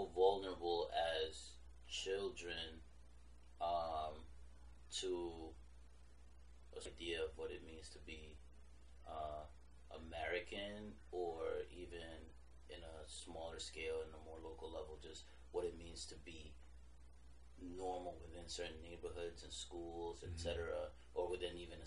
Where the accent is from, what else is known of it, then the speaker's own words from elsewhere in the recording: Colombia; I'm Colombian